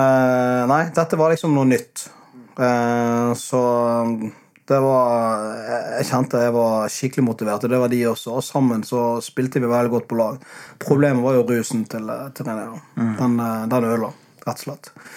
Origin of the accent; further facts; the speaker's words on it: Bergen, Vestland, Norway; now in Sørlandet, Norway; hjemme i Bergen